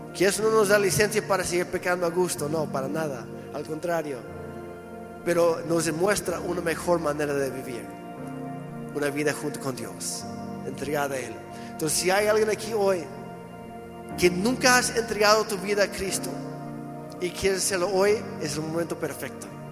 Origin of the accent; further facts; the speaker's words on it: Mexico; como mexicanas y mexicanos